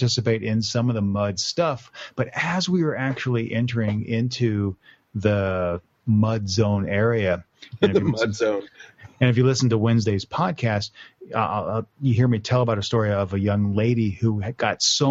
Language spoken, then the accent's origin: English; Texas, United States; I grew up in Texas, and we played in the dirt